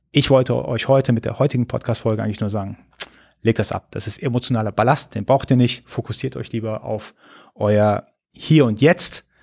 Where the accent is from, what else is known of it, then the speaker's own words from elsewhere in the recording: Iran; now in Germany; hey, wir sind ursprünglich Iraner, wir sind aber hier in Deutschland. Das heißt, wir sind in allererster Linie ist erstmal deutsch.